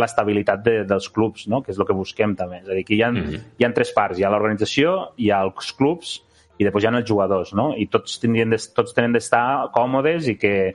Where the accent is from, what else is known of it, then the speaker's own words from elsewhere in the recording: Catalonia, Spain; som de Catalunya